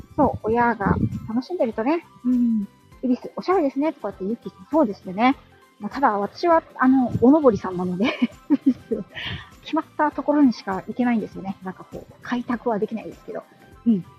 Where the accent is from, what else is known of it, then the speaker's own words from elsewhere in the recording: Yokohama, Kanagawa, Japan; 地元がね、横浜